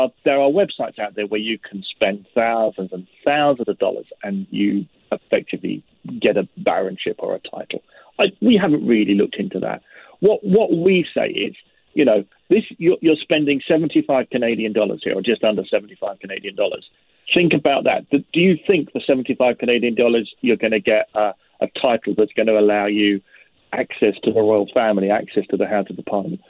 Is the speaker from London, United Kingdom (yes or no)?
yes; London, United Kingdom; I'm a Londoner. I was born and bred in London. I'm as English as English is